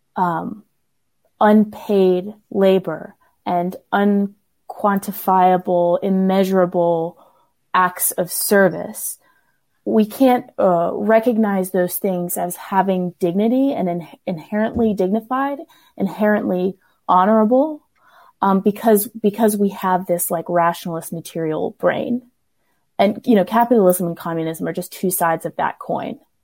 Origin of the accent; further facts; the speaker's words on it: the South, United States; I grew up in the South